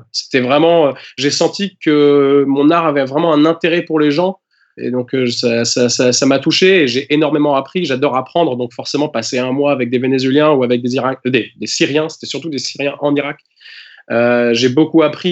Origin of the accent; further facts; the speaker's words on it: Normandy, France; also born or lived in England; je suis anglais et, euh, je suis normand à la fois